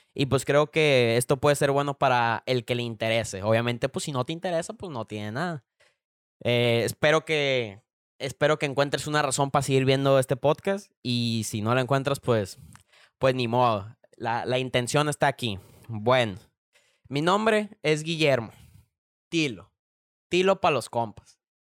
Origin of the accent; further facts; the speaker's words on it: Culiacán, Sinaloa, Mexico; aquí de, de, Culiacán, de donde yo soy